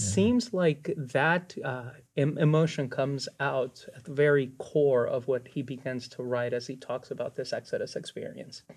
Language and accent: English; United States; I'm an American, but they will also notice what my Hispanic heritage